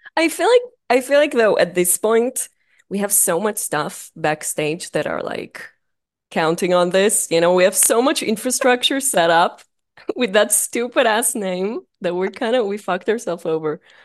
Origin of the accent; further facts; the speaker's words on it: Israel; accent: thick accent; moved away as an adult; I'm from Israel, uh, if that isn't obvious by the, by the thick accent, uh, I was born and raised